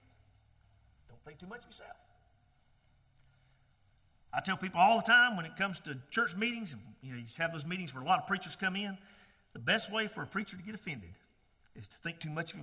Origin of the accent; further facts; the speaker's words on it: Georgia, United States; accent: real thick southern accent; I'm from Georgia, and I got this real thick southern accent